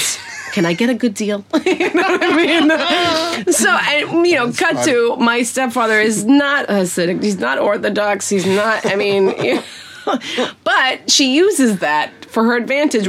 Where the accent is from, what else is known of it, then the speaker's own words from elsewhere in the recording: New York City, New York, United States; I grew up in Brooklyn, Bensonhurst